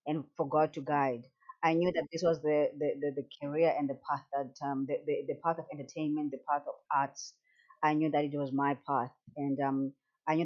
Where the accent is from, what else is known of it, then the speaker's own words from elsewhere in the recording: Port Alfred, Eastern Cape, South Africa; also born or lived in Port Elizabeth; grew up in Port Alfred, in the Eastern Cape